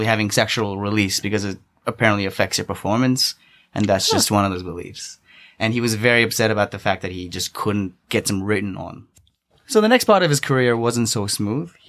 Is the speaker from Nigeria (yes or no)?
no; Singapore; moved away; also born or lived in Australia; I lived in Australia for about like 6-7 years. But I'm from Singapore originally